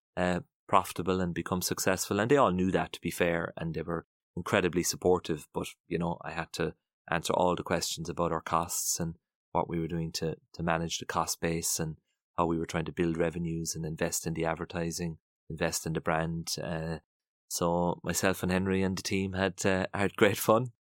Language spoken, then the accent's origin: English; Passage West, Munster, Ireland; very, very happy memories of, of childhood growing up in Passage's West